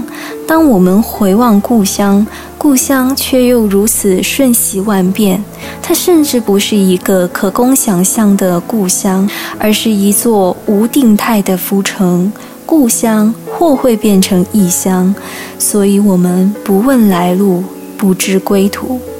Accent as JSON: {"language": "Chinese", "country": "Hong Kong", "tie": "born or raised there", "moved": "as an adult", "lives_now": "Taiwan", "said": "香港是我的家乡"}